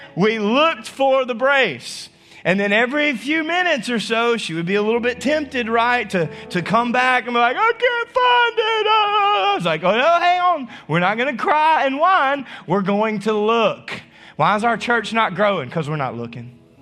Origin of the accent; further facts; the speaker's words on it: North Louisiana, United States; moved away; also born or lived in Arkansas; I'm still from North Louisiana.